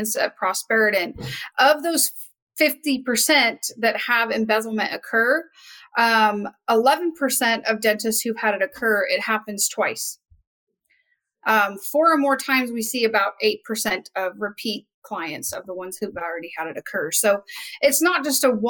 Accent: Wyoming, United States; I'm originally from Wyoming

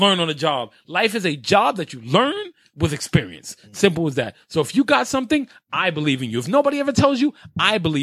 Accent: New York City, New York, United States; I grew up in Carver Projects, 104th and Madison. Spanish Harlem, all that good stuff.

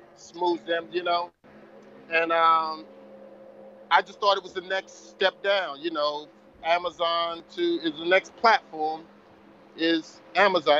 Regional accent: Perth Amboy, New Jersey, United States; now in Miami, United States; I produced a show in Perth Amboy, New Jersey, which is my hometown

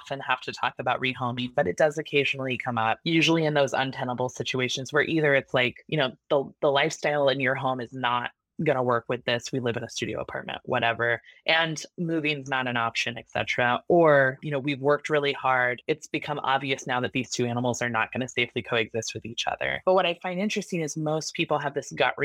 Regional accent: Oregon, United States; I'm from Oregon. It's all woods. It's all rural.

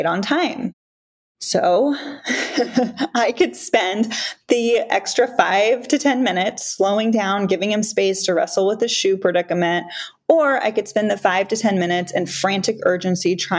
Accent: South Florida, United States; I grew up in South Florida at the beaches on the Atlantic Ocean

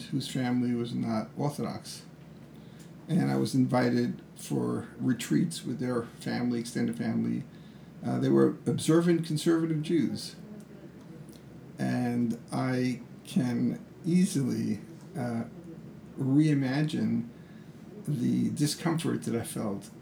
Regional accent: United States; who I am as an American

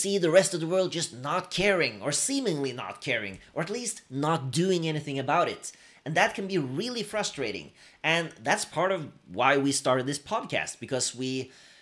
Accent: Norway; Two dudes from Norway

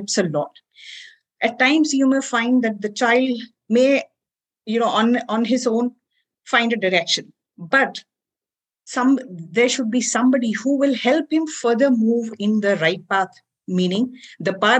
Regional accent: India; as Indian parents

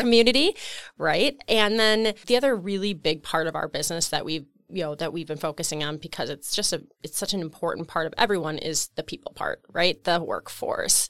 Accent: Waupun, Wisconsin, United States; I grew up in Waupun, Wisconsin, actually in the rural area, Alto

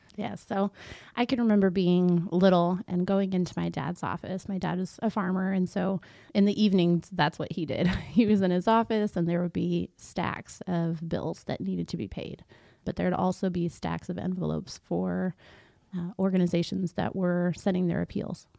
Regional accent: Concordia, Missouri, United States; I grew up here in Concordia, uh, born and raised, and my family is still around

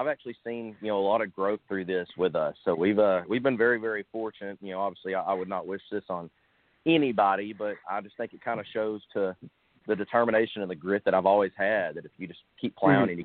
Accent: Sherwood, Arkansas, United States; moved away as an adult; also born or lived in Nashville, Tennessee / Texas; I grew up in Central Arkansas, a little town called Sherwood.

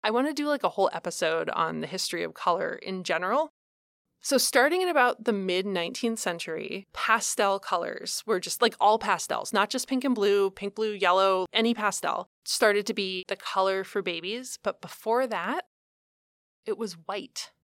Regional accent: Columbus, Ohio, United States; I grew up in Columbus, Ohio

